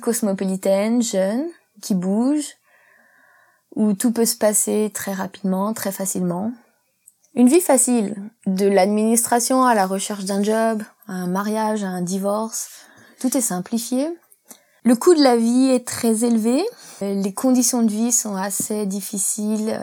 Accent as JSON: {"language": "French", "area": "Isère", "region": "Auvergne-Rhône-Alpes", "country": "France", "also_born_or_lived": "England", "moved": "as an adult", "lives_now": "Hong Kong", "said": "Je viens de la campagne en Isère, un petit village de 1000 habitants."}